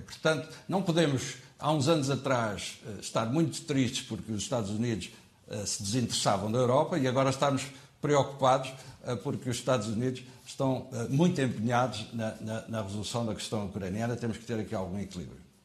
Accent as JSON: {"language": "Portuguese", "country": "Portugal", "said": "nós portugueses"}